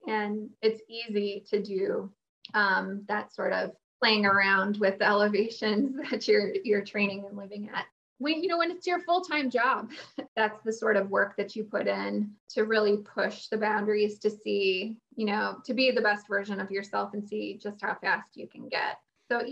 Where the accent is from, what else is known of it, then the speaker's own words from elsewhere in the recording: Chicago suburbs, Illinois, United States; now in Phoenix, United States; I grew up in the Chicago suburbs